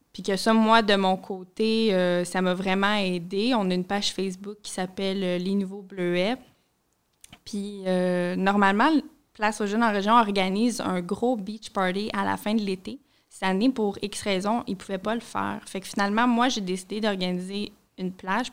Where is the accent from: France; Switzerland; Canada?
Canada; Montreal, Quebec; moved away as an adult; also born or lived in Saguenay–Lac-Saint-Jean region; Je viens de la région de Montréal. Euh, je suis arrivée il y a quelques mois seulement, environ six mois